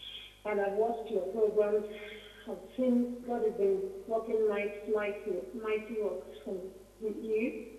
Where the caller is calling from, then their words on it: Italy; I'm calling from Italy.